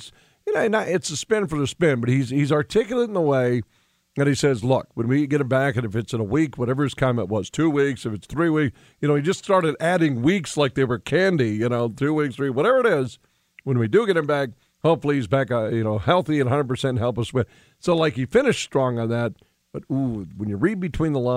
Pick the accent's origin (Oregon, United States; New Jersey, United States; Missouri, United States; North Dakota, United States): North Dakota, United States; Williston; growing up in Williston